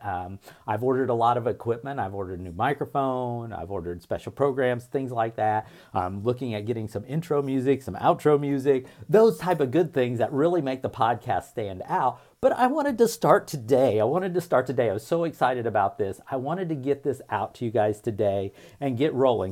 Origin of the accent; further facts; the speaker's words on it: Indiana, United States; I grew up in a small town in Indiana